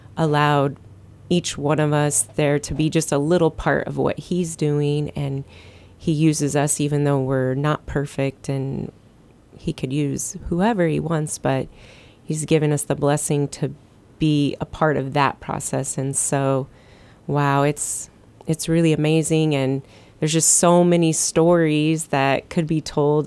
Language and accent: English; Midwest, United States; moved away as an adult; now in Guam; we were from the Midwest, and that just wasn't part of our growing up